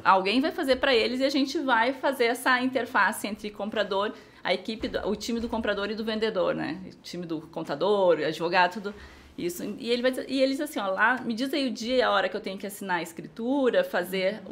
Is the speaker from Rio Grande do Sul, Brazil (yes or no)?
yes; Rio Grande do Sul, Brazil; moved away as an adult; now in Indaiatuba, Brazil; Eu sou do Rio Grande do Sul, acho que dá para ver pelo tu, dá para ouvir